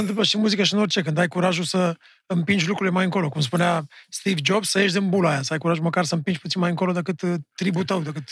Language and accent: Romanian; Romania; ca, ca români